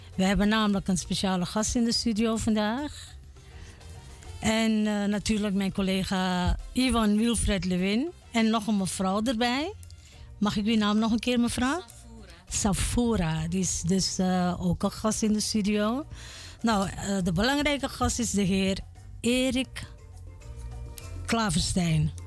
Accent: Suriname; wij Surinamers

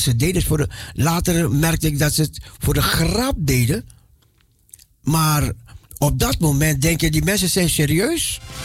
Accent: Netherlands; mijn paspoort dat ik uit Nederland kwam

